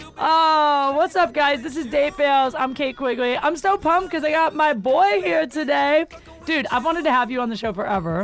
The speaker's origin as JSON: {"language": "English", "town": "Canton", "region": "Ohio", "country": "United States", "tie": "born or raised there", "moved": "yes", "said": "I'm from Ohio"}